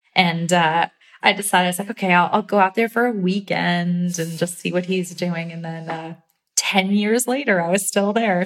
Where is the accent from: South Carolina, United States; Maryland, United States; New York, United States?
New York, United States; upstate; I grew up in upstate New York.